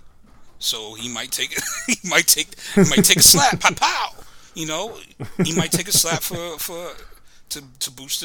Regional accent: Central New Jersey, United States; Central. Some people would say north, but I say central

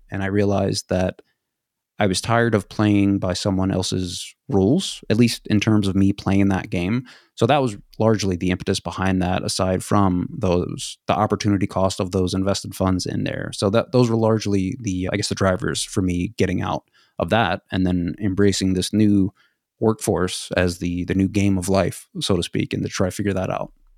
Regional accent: United States; also born or lived in Sweden

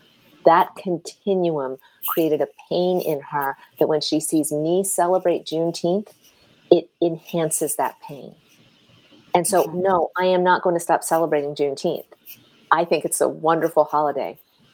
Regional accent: Milpitas, California, United States; And the reason this touched me so deeply is that I grew up in Milpitas. And when I was at Berkeley, I lived in Richmond.

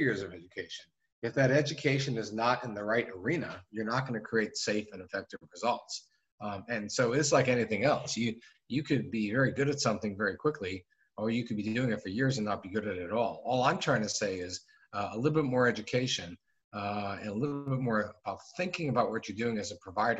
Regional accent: Phoenix, Arizona, United States; moved away as an adult; also born or lived in New Haven, Connecticut; now in New York City, United States; I grew up in Phoenix, Arizona, in the southwest of the United States

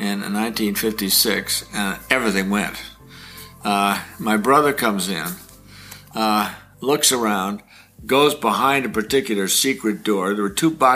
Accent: Corning, New York, United States; I come from Corning, New York

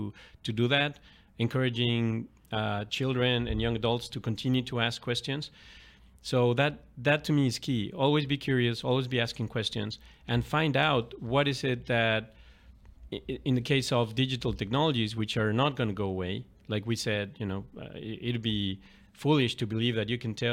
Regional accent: Mexico City, Mexico; starting with my dad, a couple of uncles, you know, growing up in Mexico City.

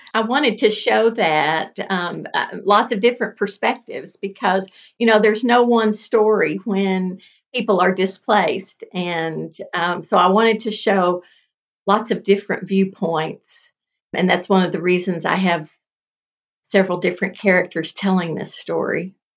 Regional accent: Paducah, Kentucky, United States; moved away; I grew up in Paducah. I was born and, and raised in Paducah.

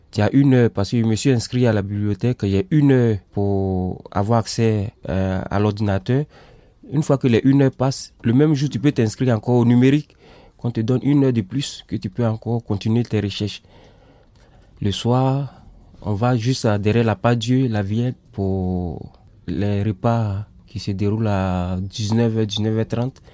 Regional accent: Côte d’Ivoire; moved away as an adult; also born or lived in Sweden; now in Lyon, France; je suis ivoirien. j'ai quitté mon pays depuis le 27 avril 2017

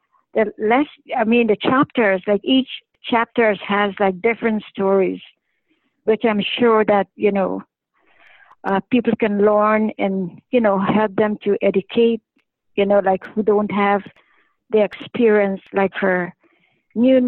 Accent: Canada; I'm a Canadian

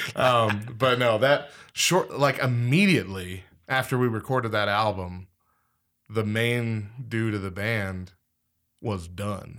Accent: Clovis, New Mexico, United States; born or raised there

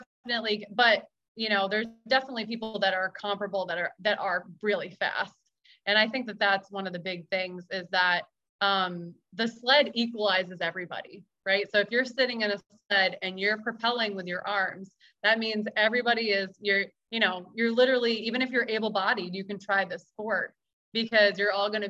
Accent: Maine, United States; So I grew up in Maine. I grew up in New England

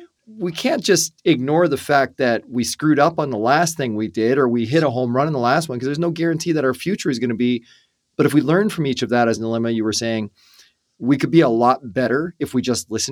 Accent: Canada; Yeah, I'm an Irish born, first born in Canada out of our family

